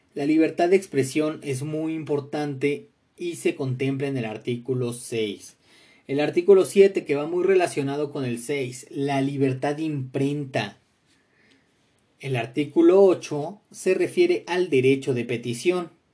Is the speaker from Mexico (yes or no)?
yes; Mexico; tenemos como mexicanos